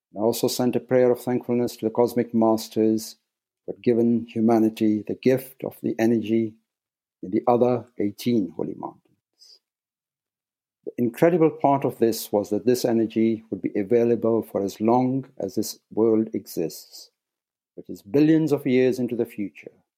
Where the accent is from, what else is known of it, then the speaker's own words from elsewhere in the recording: Nairobi, Kenya; moved away as an adult; I was born in Nairobi, Kenya, and spent the first eighteen years in East Africa